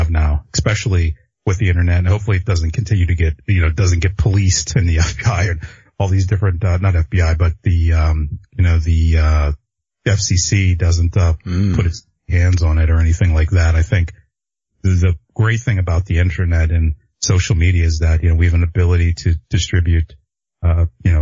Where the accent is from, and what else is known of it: Pittsburgh, Pennsylvania, United States; moved away as an adult; now in Los Angeles, United States